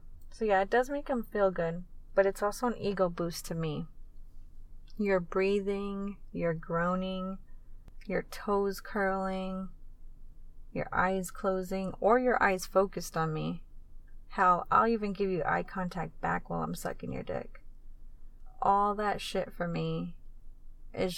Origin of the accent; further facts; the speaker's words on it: Tucson, Arizona, United States; here in Tucson, my hometown